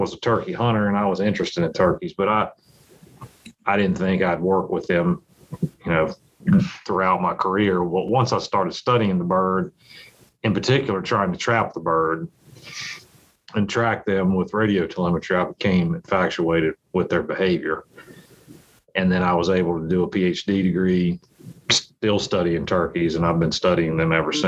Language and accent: English; Virginia, United States; I grew up in Virginia